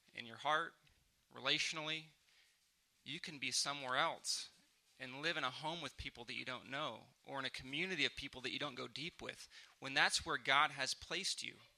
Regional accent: San Diego, California, United States; moved away as an adult; now in Oklahoma City, United States; I'm from San Diego.

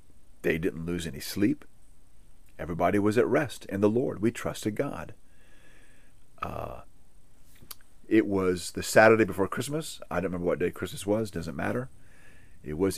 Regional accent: Hawaii, United States; I grew up in Hawaii

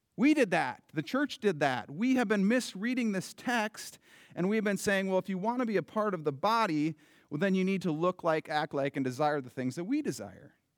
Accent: United States; I love being an American citizen.

